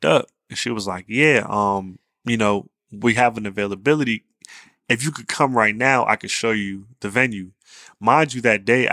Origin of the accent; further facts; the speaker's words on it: Virginia, United States; I lived in Virginia my whole life.